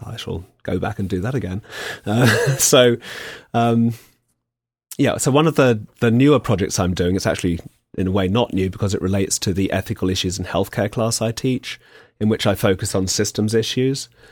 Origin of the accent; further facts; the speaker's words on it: England, United Kingdom; as an Englishman